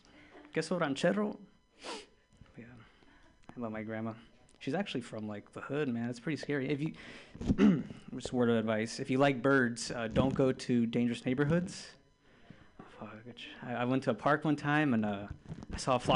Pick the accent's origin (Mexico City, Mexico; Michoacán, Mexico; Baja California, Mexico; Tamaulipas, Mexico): Baja California, Mexico; Tijuana; I'm from the border, man. I'm from Tijuana.